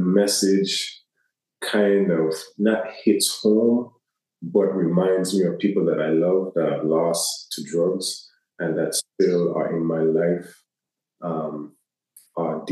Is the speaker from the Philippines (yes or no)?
no; U.S. Virgin Islands; being from where I'm from, especially being American territory